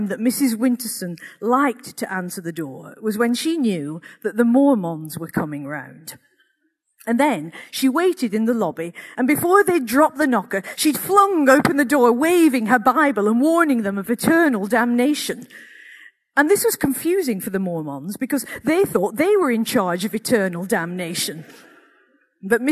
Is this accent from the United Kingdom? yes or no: yes; Accrington, North West England, United Kingdom; growing up in Accrington in the 1960s and 70s